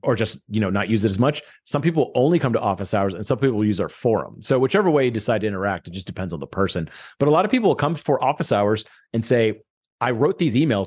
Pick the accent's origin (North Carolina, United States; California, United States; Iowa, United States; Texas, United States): Texas, United States; Houston; I grew up in Houston